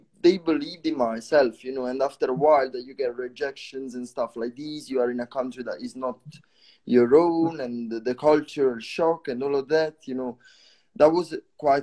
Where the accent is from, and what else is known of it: Italy; English is a second language; moved away as an adult; also born or lived in Bristol, United Kingdom; now in Netherlands